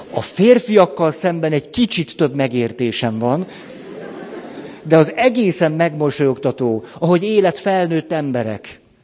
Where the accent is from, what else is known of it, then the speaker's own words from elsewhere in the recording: Hungary; magyarként is ott vagyok